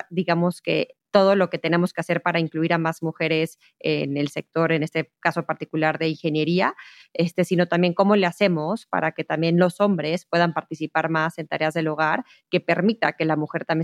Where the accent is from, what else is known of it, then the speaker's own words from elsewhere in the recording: Mexico; en donde más debemos de trabajar como mexicanos, como empresarios, como gobierno, para desarrollar y potencializar el desarrollo tecnológico y de innovación en México?